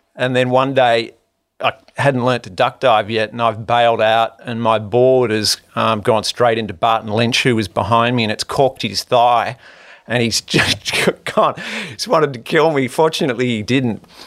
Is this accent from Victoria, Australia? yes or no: no; Manly, New South Wales, Australia; I grew up in Manly